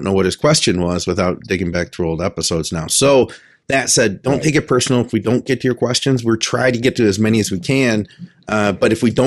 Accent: Detroit, Michigan, United States; I'm from Detroit

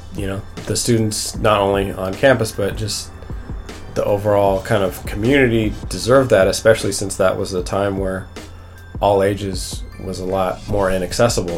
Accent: Bellevue, Washington, United States; also born or lived in Seattle; I, I grew up in Bellevue

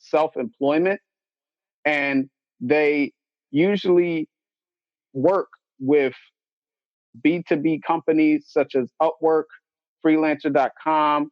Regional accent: Philadelphia, Pennsylvania, United States; I'm from Philadelphia, Pennsylvania

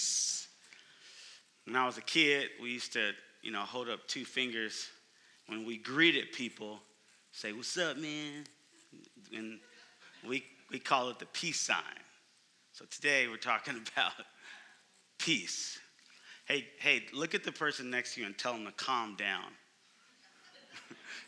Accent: Oakland, California, United States; moved away as an adult; now in Phoenix, United States; I'm from Oakland, California, but I've been in Phoenix for 4 years

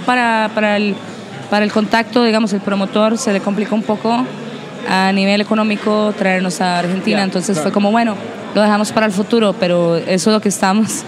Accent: Costa Rica; para nosotros como costarricenses

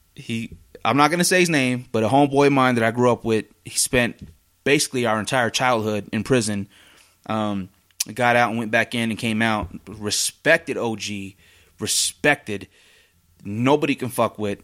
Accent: Oregon, United States; now in Salt Lake City, United States; I'm out in Salt Lake City and I'm from Oregon.

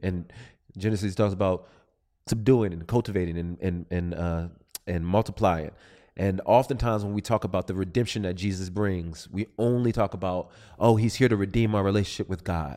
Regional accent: Southern California, United States; I'm from Southern California

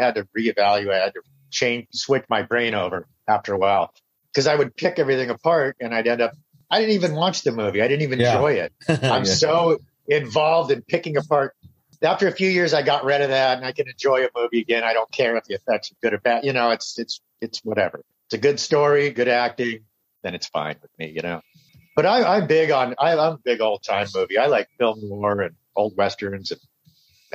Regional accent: Los Angeles, California, United States; I grew up in Simi Valley and San Fernando Valley, LA area

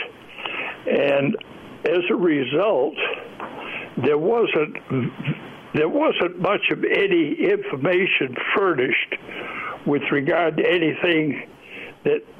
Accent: northwestern Maine, United States; moved away as an adult; I grew up in Maine, in the northwestern

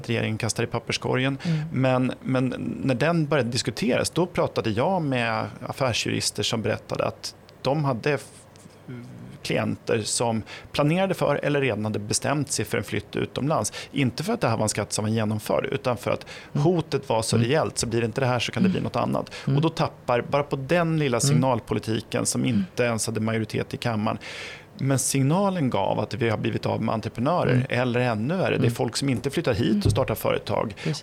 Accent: Flen, Södermanland, Sweden; jag kommer från Flen i Sörmland.

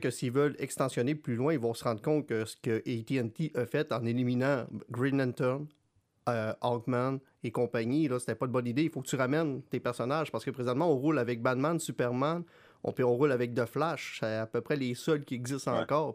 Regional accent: Quebec, Canada; en tant que Québécois

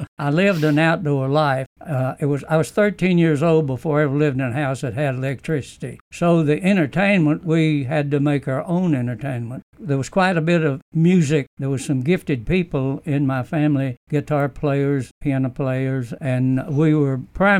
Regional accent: United States; also born or lived in Arkansas; I spent the first 18 years of my life practically working and fishing on the Mississippi River.

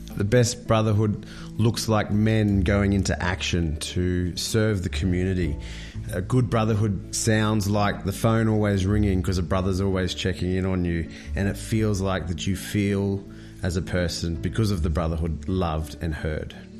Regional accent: Brisbane, Queensland, Australia; I'm from Brisbane

